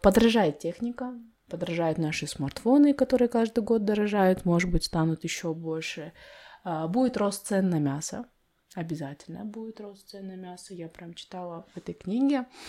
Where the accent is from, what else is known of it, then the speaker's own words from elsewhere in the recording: Kazakhstan; Я родилась в Майнкуме, в этих песках